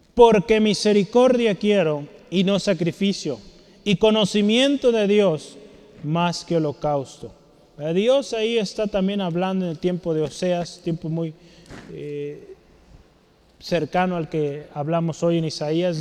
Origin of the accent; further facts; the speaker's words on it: Mexico; Como mexicanos